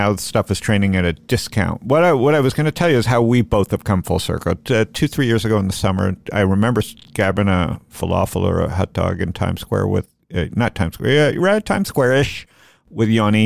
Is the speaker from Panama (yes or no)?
no; Canada; I grew up in Canada